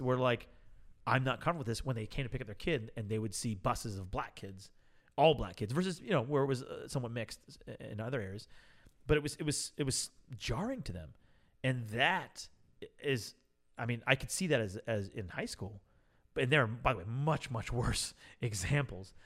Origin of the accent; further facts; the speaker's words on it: Oakland, California, United States; I was born in Oakland. I'm an OG